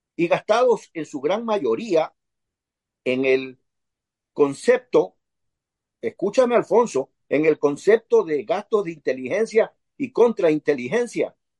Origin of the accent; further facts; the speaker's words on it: Ecuador; como concripto ecuatoriano